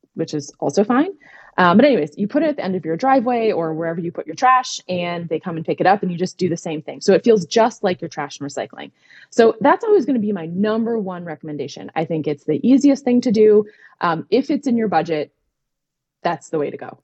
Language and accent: English; Minnesota, United States; now in Pennsylvania, United States; I grew up in Minnesota